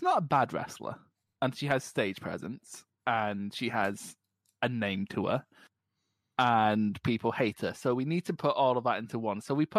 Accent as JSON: {"language": "English", "country": "Philippines", "said": "I'm technically from the Philippines."}